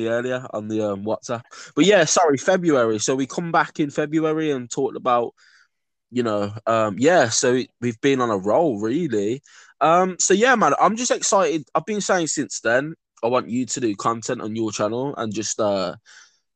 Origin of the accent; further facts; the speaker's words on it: Birmingham, West Midlands, United Kingdom; I grew up in Birmingham